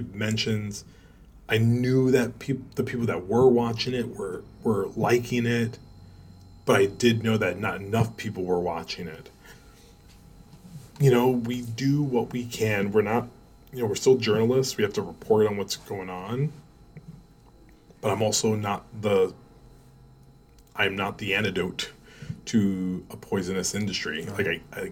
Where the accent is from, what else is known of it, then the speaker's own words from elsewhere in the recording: New York, United States; moved away; I'm like, New York